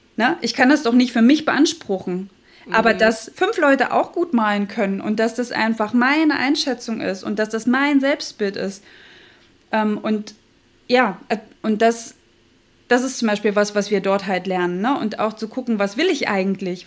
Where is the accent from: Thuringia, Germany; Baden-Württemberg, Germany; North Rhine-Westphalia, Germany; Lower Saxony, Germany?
Thuringia, Germany; moved away as an adult; now in Hamburg, Germany; bin ja eigentlich Thüringerin